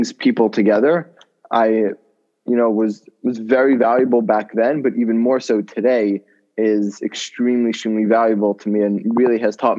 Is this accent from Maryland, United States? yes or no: yes; College Park, Maryland, United States; I grew up as the son of the Chabad rabbi at the University of Maryland in College Park